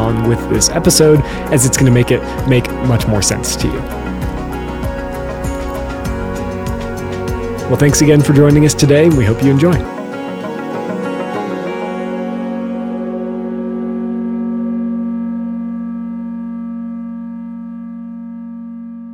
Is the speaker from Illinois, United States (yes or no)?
yes; outside of Chicago, Illinois, United States; I grew up outside of Chicago